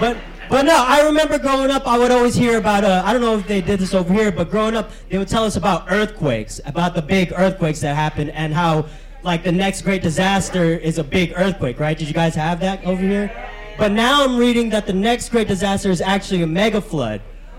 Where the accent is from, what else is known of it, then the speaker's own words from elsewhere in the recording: Philippines; Yeah, I've been told I'm a bad representation of the Hispanic community, which makes sense because I'm Filipino.